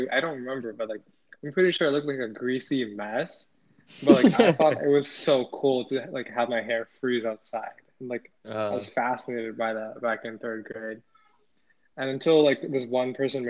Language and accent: English; Cleveland, Ohio, United States; I grew up in Cleveland, Ohio, as a suburb, Homestead mm-hmm. Falls